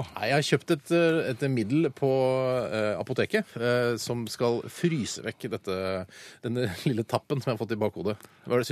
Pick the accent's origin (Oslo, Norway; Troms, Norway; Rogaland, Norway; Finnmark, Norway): Oslo, Norway; Holmlia, der jeg kommer fra